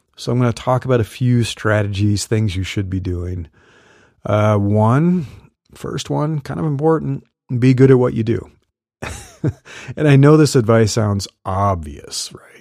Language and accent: English; Midwest, United States; I grew up in the Midwest